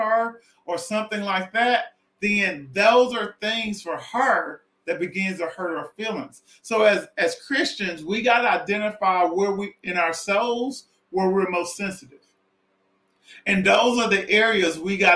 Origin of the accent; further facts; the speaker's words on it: Southwest Arkansas, United States; I'm from Southwest Arkansas